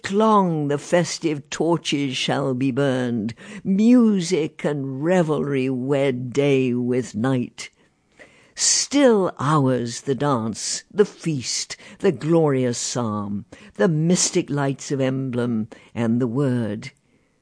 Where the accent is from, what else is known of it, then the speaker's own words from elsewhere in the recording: England, United Kingdom; moved away; my hometown in England is now one of the meltingest pot towns you could find.